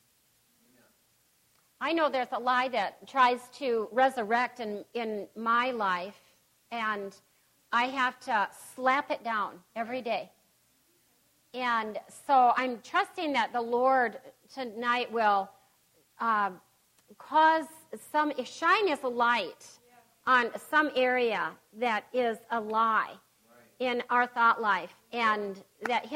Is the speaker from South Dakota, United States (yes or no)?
yes; Pierre, South Dakota, United States; Growing up in Pierce, South Dakota